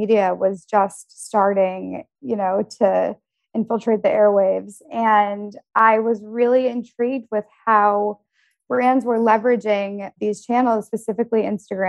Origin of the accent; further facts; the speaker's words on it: Detroit, Michigan, United States; moved away as an adult; also born or lived in Denver / New York; I grew up in Detroit, and then I went to school actually for international relations at the University of Denver